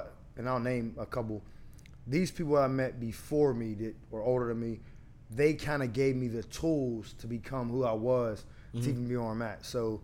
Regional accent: Pittsburgh, Pennsylvania, United States; I'm from Garfield.

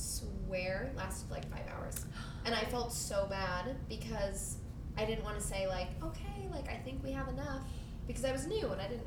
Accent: Las Vegas, Nevada, United States; I'm from Vegas.

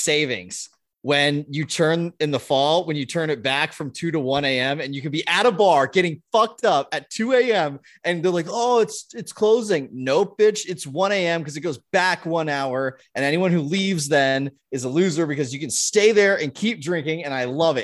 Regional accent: Southern California, United States; moved away; I grew up in Southern California

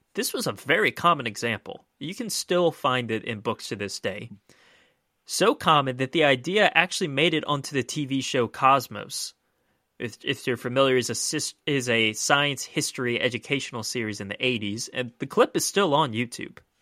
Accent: Maryland, United States

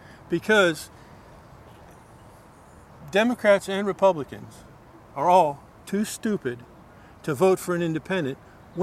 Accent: Prince George's County, Maryland, United States; also born or lived in College Park, Maryland / Adelphi, Maryland; I'm originally from Prince George's County, Maryland, which is 10 miles that way.

